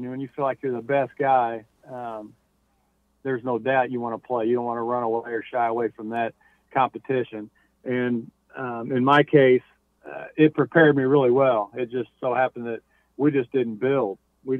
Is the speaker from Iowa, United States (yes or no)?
no; Indianapolis, Indiana, United States; obviously growing up in Indianapolis and being a number one pick here